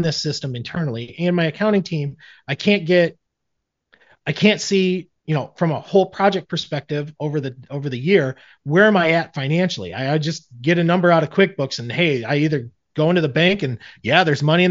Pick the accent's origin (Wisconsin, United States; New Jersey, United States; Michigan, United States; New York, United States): Michigan, United States; I'm from Michigan.